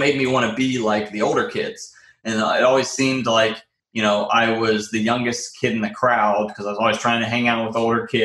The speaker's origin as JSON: {"language": "English", "town": "Raleigh", "region": "North Carolina", "country": "United States", "tie": "born or raised there", "said": "I am born and raised in Raleigh, North Carolina"}